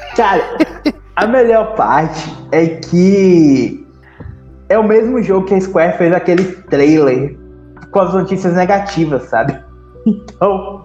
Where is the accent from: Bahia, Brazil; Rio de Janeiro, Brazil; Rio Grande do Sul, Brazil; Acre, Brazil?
Bahia, Brazil; interior of; Aqui na, na minha cidade